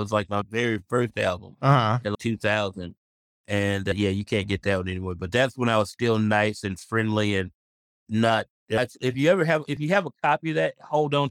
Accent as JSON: {"language": "English", "town": "Memphis", "region": "Tennessee", "country": "United States", "said": "I'm from Memphis"}